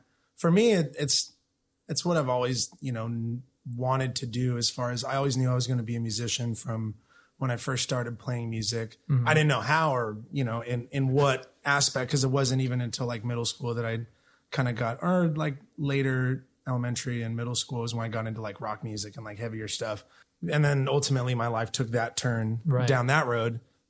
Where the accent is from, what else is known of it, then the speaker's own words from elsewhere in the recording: Chula Vista, California, United States; My family and I lived in Imperial Beach for the first couple years of my life.